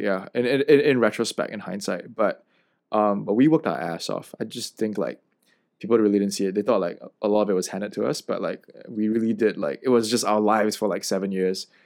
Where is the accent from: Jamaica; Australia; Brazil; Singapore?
Singapore; coming from the heartlands or, you know, like, being legitimately Singaporean